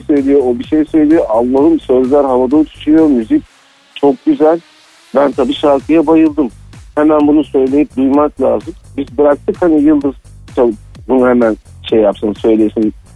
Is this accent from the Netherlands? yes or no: no; Cyprus